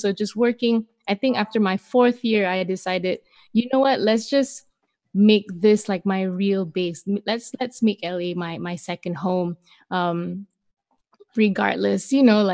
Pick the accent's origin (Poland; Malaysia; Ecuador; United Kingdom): Malaysia; moved away as an adult; now in Los Angeles, United States; I grew up my whole life in Malaysia